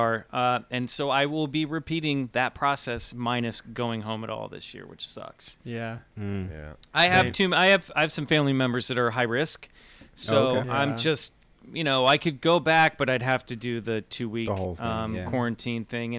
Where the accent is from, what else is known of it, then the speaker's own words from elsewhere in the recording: Kansas City, Missouri, United States; now in Los Angeles, United States; I'm from the Midwest. I live out in LA now. I'm from Kansas City